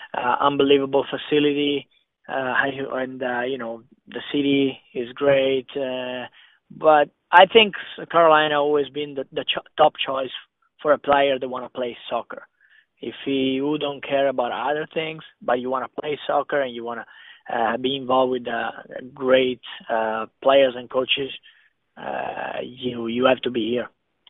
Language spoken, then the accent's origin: English; Italy; English is a second language; moved away as an adult; now in United States; So I came from Italy. There's less physical.